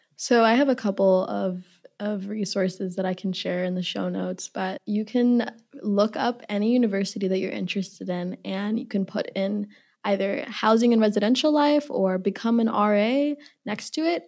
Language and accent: English; Minneapolis, Minnesota, United States; also born or lived in Uganda; I'm from Minneapolis